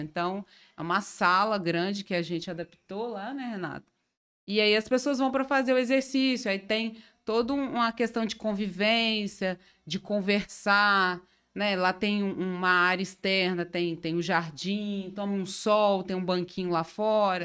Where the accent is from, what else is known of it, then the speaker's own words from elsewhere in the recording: Carangola, Minas Gerais, Brazil; moved away as an adult; now in Itaperuna, Brazil; eu sou mineira, né? Eu sou de Carangola.